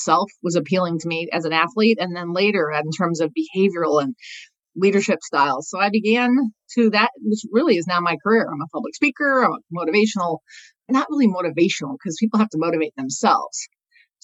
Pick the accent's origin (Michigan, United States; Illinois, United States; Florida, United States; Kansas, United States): Michigan, United States; moved away as an adult; I grew up in Michigan